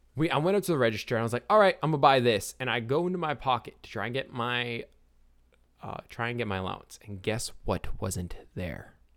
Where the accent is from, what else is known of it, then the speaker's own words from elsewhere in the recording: Forest Hill, Louisiana, United States; I was raised in Forest Hill, Louisiana